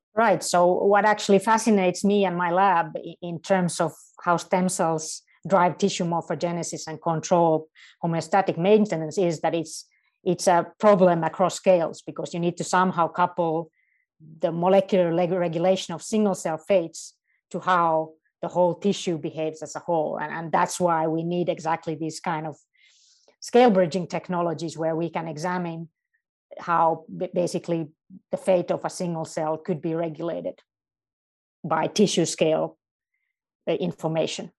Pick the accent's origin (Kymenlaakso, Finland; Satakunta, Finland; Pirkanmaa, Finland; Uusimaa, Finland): Uusimaa, Finland; Helsinki; also born or lived in Münster, Germany; I'm not only in my home country, but I'm in my home city of Helsinki, and, uh, my entire family lives here